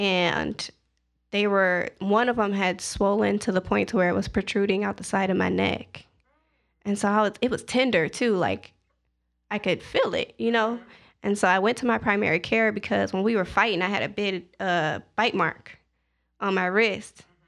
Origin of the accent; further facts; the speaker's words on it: Zion, Illinois, United States; moved away as an adult; also born or lived in Edwardsville, Illinois / Atlanta, Georgia; I am from Zion, Illinois